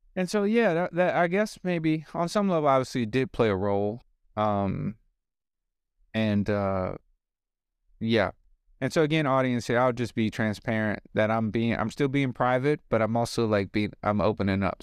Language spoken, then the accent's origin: English; New Orleans, Louisiana, United States; I was born in New Orleans.